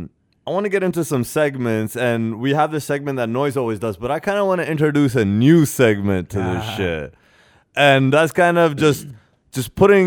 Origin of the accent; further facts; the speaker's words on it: Ghana; As a Ghanaian, exactly, to say winter.